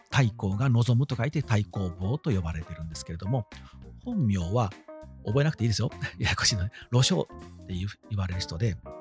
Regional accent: Wakayama, Japan; 地元和歌山愛が旺盛で

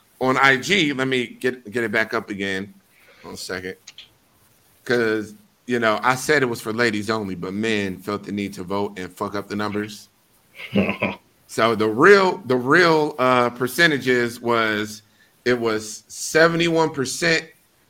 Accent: Milwaukee, Wisconsin, United States; I'm from Milwaukee

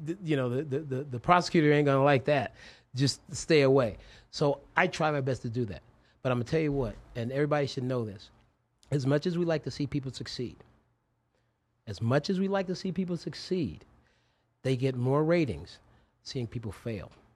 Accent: Las Vegas, Nevada, United States; I grew up on the West Side

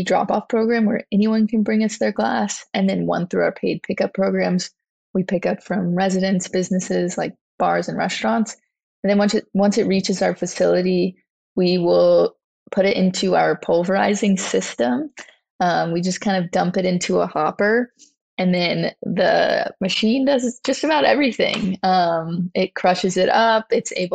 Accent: Louisiana, United States; growing up in Louisiana

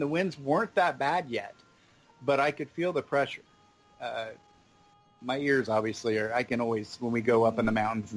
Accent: Ohio, United States; now in Davenport, United States; we're originally from Ohio

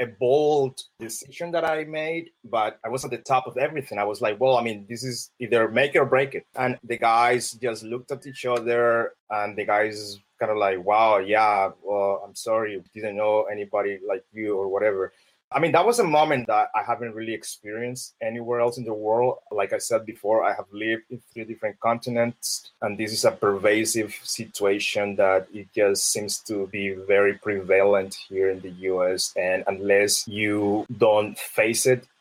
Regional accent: Colombia; English is a second language; moved away as an adult; now in United States; I'm black. I'm from Colombia. I'm an immigrant. I have an accent.

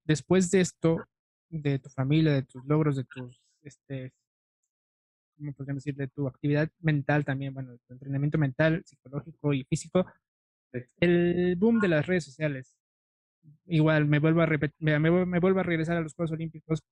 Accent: Mexico; como mexicano

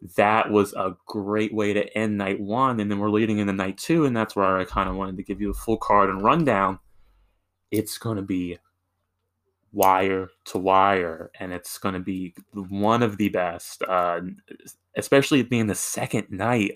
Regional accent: Virginia, United States; I'm from Virginia

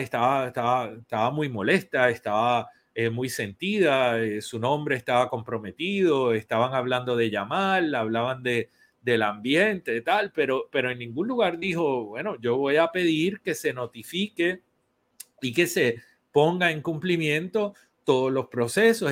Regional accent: Puerto Rico; somos todos puertorriqueños

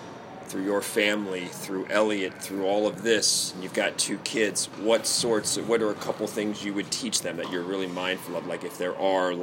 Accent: Baltimore, Maryland, United States; moved away; I was from Baltimore, and in inner city Baltimore, like, no one's dad is around

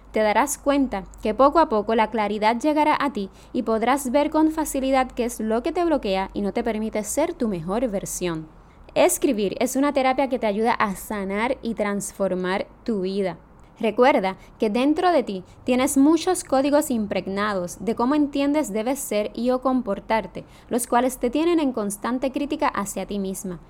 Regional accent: Jayuya, Puerto Rico; now in San Juan, Puerto Rico; soy natural de Jayuya, aunque vivo en San Juan, Puerto Rico.

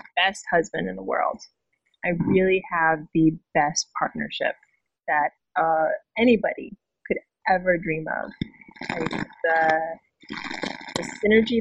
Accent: Hawaii, United States; moved away; I'm from Hawaii. I go home at least 2 times a year.

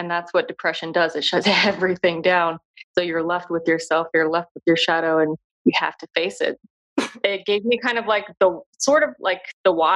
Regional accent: United States; being an American

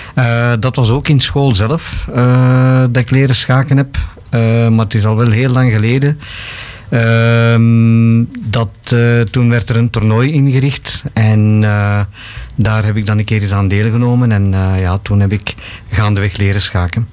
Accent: Bangladesh; now in Belgium; Ik kom oorspronkelijk van Bangladesh.

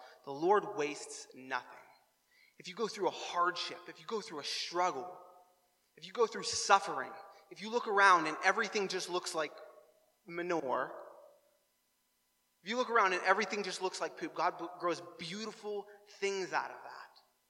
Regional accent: New Waterford, Nova Scotia, Canada; I'm reminded of all the times of growing up in New Waterford and driving through New Waterford in the late spring and the early summer and smelling that fresh aroma of poop.

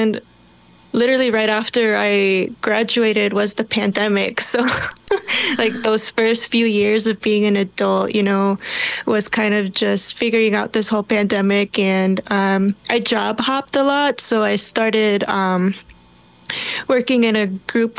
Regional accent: Minneapolis, Minnesota, United States; I grew up in Minneapolis, South Minneapolis to be exact

